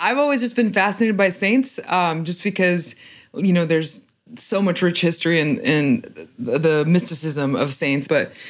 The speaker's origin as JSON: {"language": "English", "country": "Mexico", "tie": "born there", "said": "I was born in Mexico, although my parents are from Argentina. So even my Spanish itself, like, I feel like I don't really have a sense of belonging when I go to either country"}